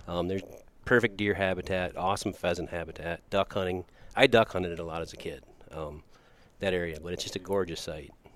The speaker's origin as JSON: {"language": "English", "town": "Watertown", "region": "South Dakota", "country": "United States", "tie": "born or raised there", "said": "growing up in Watertown"}